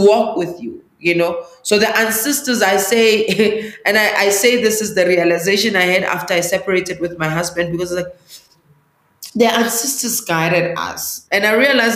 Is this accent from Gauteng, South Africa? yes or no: yes; Johannesburg, Gauteng, South Africa; English is a second language; I was born in Alexandra Township, which is northeast of Johannesburg